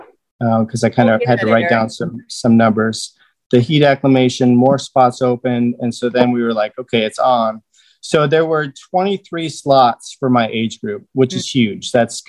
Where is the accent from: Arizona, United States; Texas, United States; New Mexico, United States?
Arizona, United States; Because I came from Arizona and people were like, oh, you brought the heat with you.